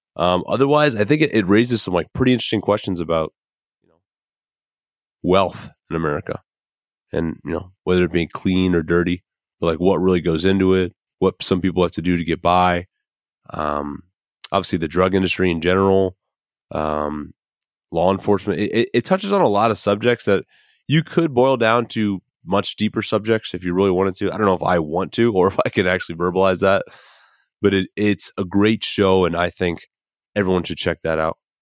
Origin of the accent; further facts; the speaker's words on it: Midwest, United States; I'm from the Midwest.